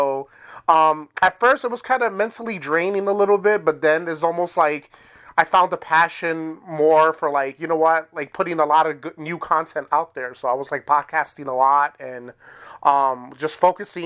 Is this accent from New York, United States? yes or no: yes; New York City, New York, United States; now in Wisconsin, United States; I'm originally from New York City and moved to Wisconsin